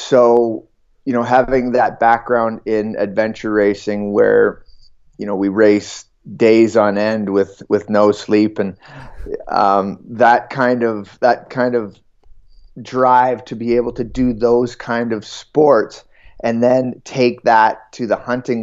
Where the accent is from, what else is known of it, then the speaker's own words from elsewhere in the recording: southern Ontario, Canada; I grew up in Ontario. In southern Ontario, in farm country.